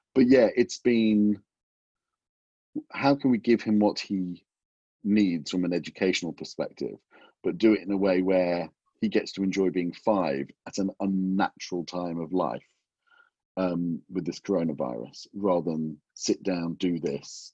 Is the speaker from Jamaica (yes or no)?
no; England, United Kingdom; moved away as an adult; also born or lived in Los Angeles, United States; coming back, I was away from England for 25 years